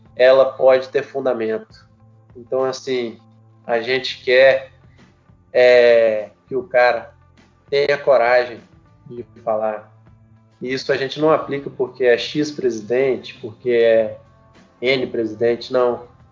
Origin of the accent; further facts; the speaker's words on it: Brazil; A gente, como brasileiro